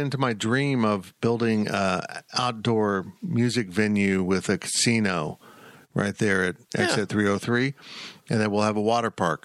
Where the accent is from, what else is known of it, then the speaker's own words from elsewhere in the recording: Salina, Kansas, United States; my hometown of Salina